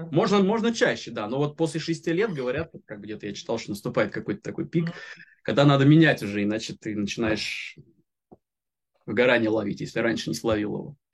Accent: Reutov, Moscow Oblast, Russia; now in Moscow, Russia; Я из Москвы, ну, я из Подмосковья вообще, но сейчас в Москве живу, вот, так из Реутова

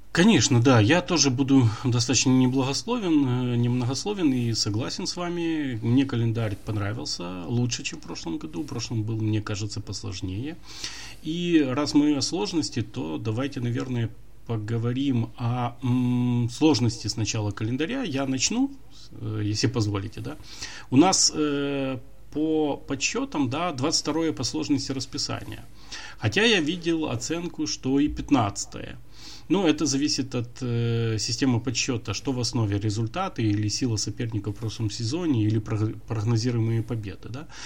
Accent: Ukraine; мы из Украины

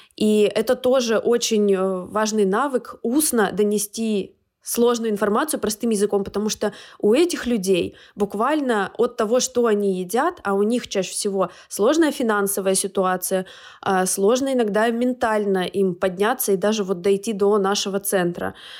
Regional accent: Urals, Russia; moved away; в нашей школе, я с Урала

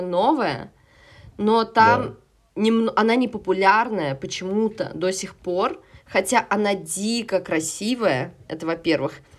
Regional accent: Saint Petersburg, Russia; moved away as an adult; now in Moscow, Russia; в Петербурге я жила и выросла, э, в Москве я живу сейчас

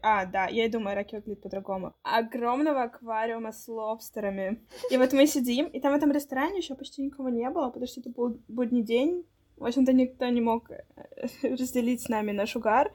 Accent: Saint Petersburg, Russia; мы выросли в Петербурге

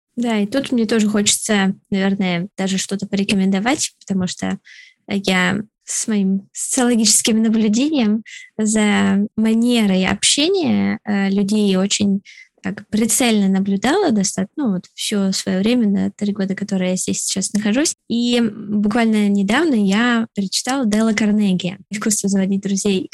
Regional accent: Moscow, Russia; moved away as an adult; now in Canada; я из Москвы

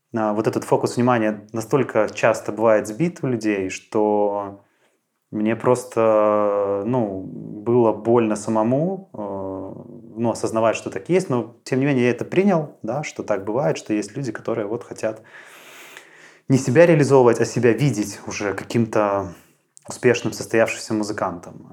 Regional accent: Mozyr, Gomel Region, Belarus; moved away as an adult; now in Minsk, Belarus; я родом из Мозыря, и в Минск я переезжал вот, э, примерно десять лет назад

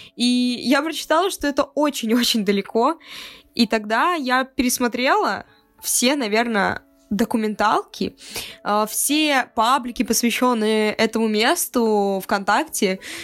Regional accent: Cherepovets, Vologda Oblast, Russia; now in Saint Petersburg, Russia; это мой родной город

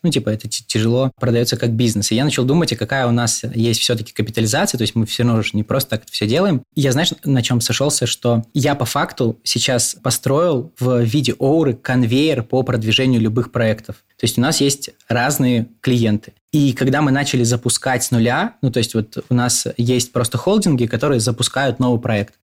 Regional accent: Birobidzhan, Jewish Autonomous Oblast, Russia; Я из Биробиджана, это город под Хабаровском

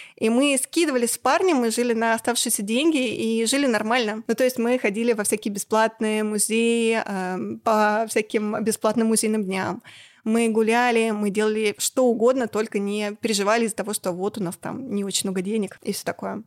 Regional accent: Yekaterinburg, Sverdlovsk Oblast, Russia; moved away as an adult; also born or lived in Saint Petersburg; now in Moscow, Russia; я из Екатеринбурга, и я профессиональный

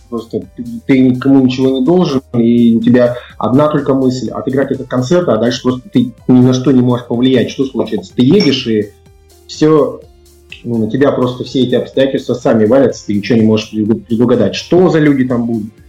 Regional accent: Kurgan, Kurgan Oblast, Russia; moved away; Я и сам из Кургана

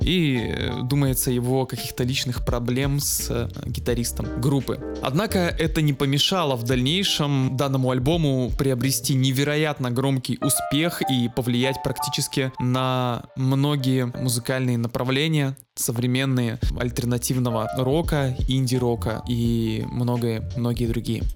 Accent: Saint Petersburg, Russia; я как человек из Петербурга

